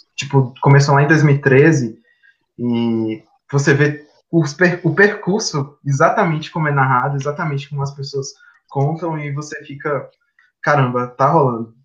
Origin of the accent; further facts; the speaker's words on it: Vitória da Conquista, Bahia, Brazil; sou de Vitória da Conquista, uma cidade do interior da Bahia